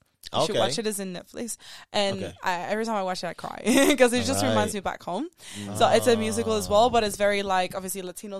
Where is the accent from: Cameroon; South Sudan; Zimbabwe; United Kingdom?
Zimbabwe; No, I just say I'm from Zimbabwe, and that's it.